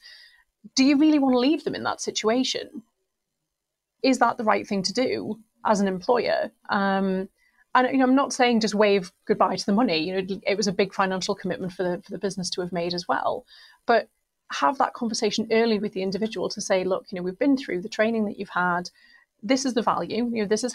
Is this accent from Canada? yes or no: no; Newcastle upon Tyne, North East England, United Kingdom; I love my hometown. I'm really proud of where I'm from.